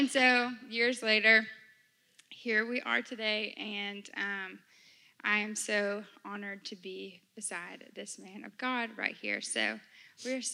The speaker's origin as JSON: {"language": "English", "region": "Louisiana", "country": "United States", "tie": "born or raised there", "moved": "as an adult", "lives_now": "Virginia, United States", "said": "I am a Louisiana native. I'm a Cajun"}